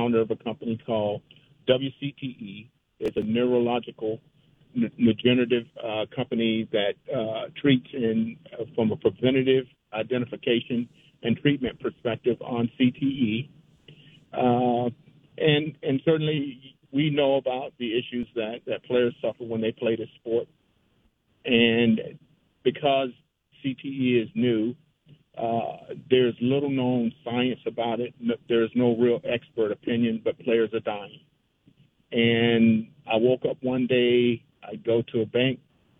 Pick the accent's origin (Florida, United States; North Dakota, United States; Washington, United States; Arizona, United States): Florida, United States; New Smyrna Beach; I grew up in Florida. I grew up in a little small town, New Smyrna Beach